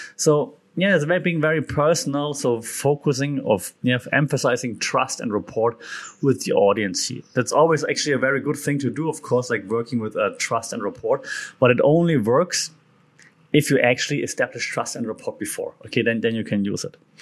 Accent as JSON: {"language": "English", "country": "Germany", "accent": "German", "second_language": "English", "said": "being German, and now for once you cannot make fun of my German accent"}